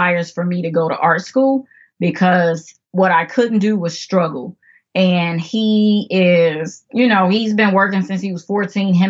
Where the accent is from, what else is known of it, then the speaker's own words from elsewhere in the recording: Chicago, Illinois, United States; I am originally from Chicago, South Side, if that means anything to anyone. But yes, South Side, Chicago